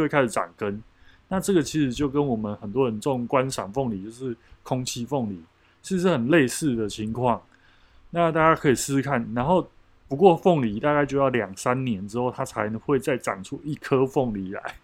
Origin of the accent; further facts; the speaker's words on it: Taiwan; 我们过去台湾很喜欢用韩籍来比喻我们台湾人的这个刻苦的精神